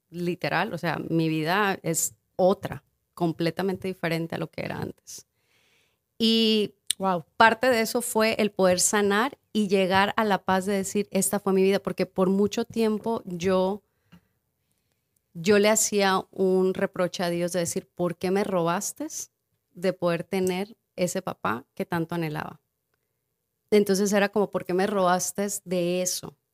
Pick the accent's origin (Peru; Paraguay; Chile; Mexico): Mexico; Guerrero; yo soy de Guerrero